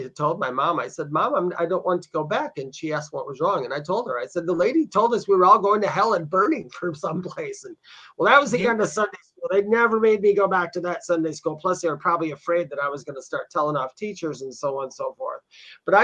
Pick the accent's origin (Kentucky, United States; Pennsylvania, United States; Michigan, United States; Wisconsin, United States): Wisconsin, United States; now in Southern United States; growing up in Wisconsin, we had to, the rule was, me and my brothers, we had to go to church at least until we were 14